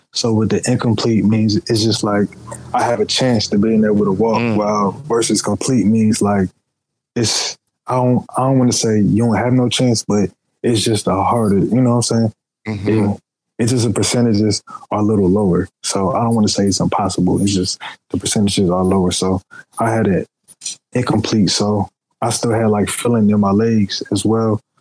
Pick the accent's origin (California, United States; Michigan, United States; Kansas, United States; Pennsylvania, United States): Pennsylvania, United States; Philadelphia; also born or lived in Charlotte, North Carolina; now in Atlanta, United States; Originally Philadelphia, but I live half my life in well, a little bit more than half my life in Charlotte, North Carolina, and I'm currently living in Atlanta, Georgia, right now